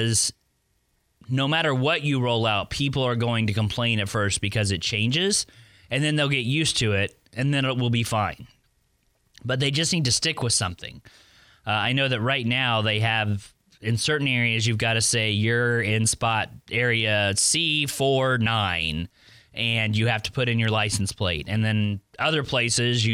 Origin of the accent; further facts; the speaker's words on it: Oklahoma, United States; moved away as an adult; now in Pensacola, United States; I was born and raised in Oklahoma